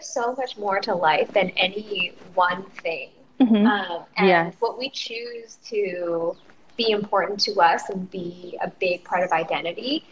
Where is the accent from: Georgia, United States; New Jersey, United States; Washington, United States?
Washington, United States; Seattle; also born or lived in Iowa; I grew up in Seattle